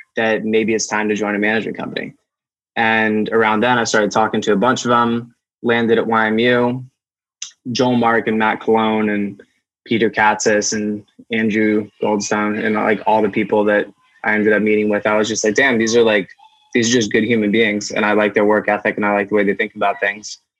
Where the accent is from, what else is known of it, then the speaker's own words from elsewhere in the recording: Amherst, Massachusetts, United States; I grew up in Amherst, Massachusetts, small little college town